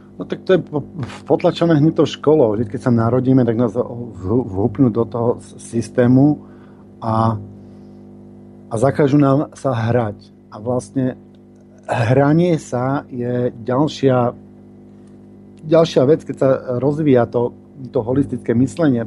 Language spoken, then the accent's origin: Slovak; Bratislava, Bratislava Region, Slovakia; now in Tunbridge Wells, United Kingdom; Pôvodne som z Bratislavy a vždy, keď prídem domov, tak tam spravím nejaký seminár